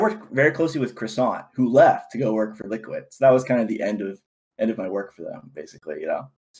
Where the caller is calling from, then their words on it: California, United States; The Bay Area, California.